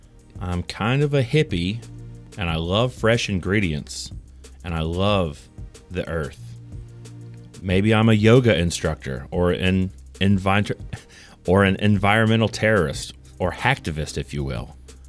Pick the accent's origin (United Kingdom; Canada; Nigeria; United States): Canada; I also enjoy hockey and being Canadian.